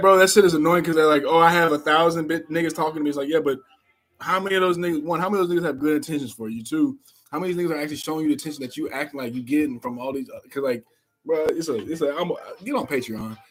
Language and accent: English; Indianapolis, Indiana, United States; moved away; back in the city, back in my hometown.